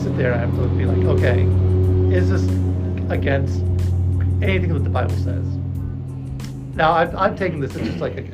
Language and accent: English; United States; As an American